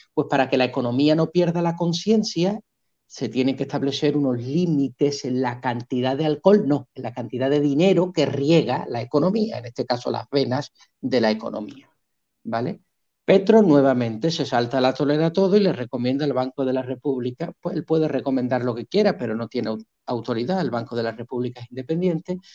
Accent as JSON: {"language": "Spanish", "country": "Spain", "moved": "yes", "lives_now": "Colombia", "said": "la tierra de donde yo vengo, de España"}